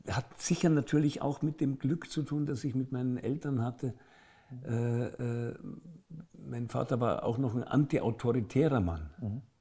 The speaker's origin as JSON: {"language": "German", "town": "Munich", "region": "Bavaria", "country": "Germany", "said": "Als Münchner ist Als das Münchner natürlich eine, eine wunderbare Traditionssprache."}